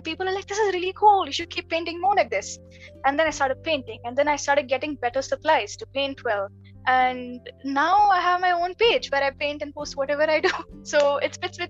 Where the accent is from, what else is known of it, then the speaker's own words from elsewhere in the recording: Kerala, India; I'm from Kerala